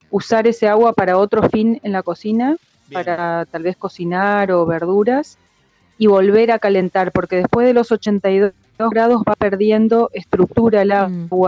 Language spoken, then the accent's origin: Spanish; Misiones, Argentina; born there; yo nací en Misiones, eh, hice la carrera de sommelier, me recibí en el 2003 en la Escuela Argentina de Sommeliers.